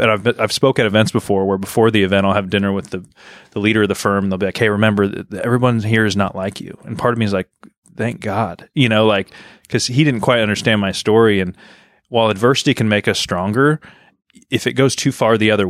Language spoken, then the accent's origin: English; Oregon, United States; Yeah, no, I grew up in Oregon. We moved around a lot growing up, but uh, settled in Oregon